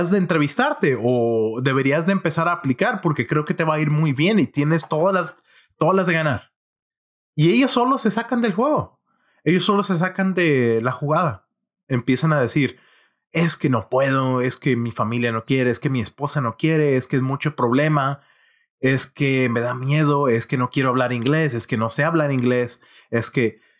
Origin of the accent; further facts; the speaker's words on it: northern Mexico, Mexico; nací y crecí en México, en el norte de México que eh, obviamente aun cuando es un área muy industriosa de México